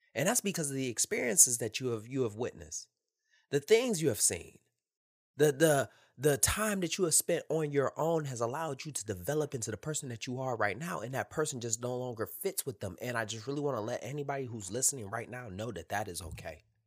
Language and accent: English; Detroit, Michigan, United States; moved away as an adult; Born and raised in Detroit, Michigan